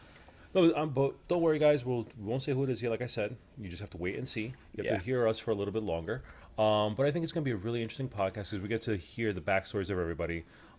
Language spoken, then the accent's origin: English; New York, United States; I'm from Manhattan. Manhattan? Born and raised.